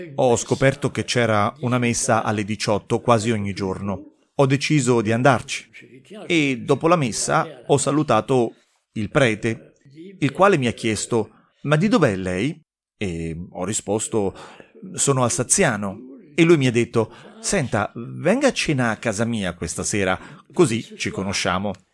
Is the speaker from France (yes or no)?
yes; Moselle, Grand Est, France; also born or lived in Sarrebourg; sono un francese della Mosella, i miei genitori vivono a Sarbourg